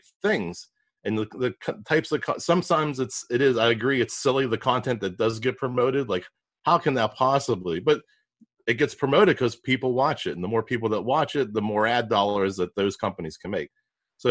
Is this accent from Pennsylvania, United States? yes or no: yes; Pittsburgh, Pennsylvania, United States; I'm from Pittsburgh. We butcher a lot of words.